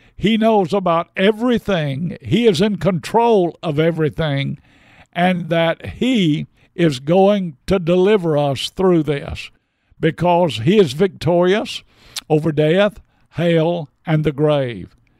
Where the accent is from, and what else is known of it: United States